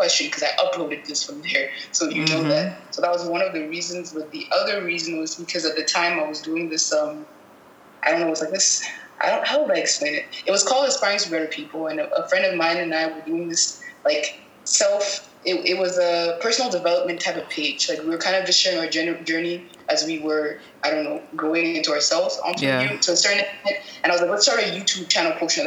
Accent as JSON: {"language": "English", "country": "Cameroon", "also_born_or_lived": "Montreal, Canada", "moved": "as an adult", "said": "I'm originally from Cameroon, and I found that when I moved to Canada, to Montreal specifically"}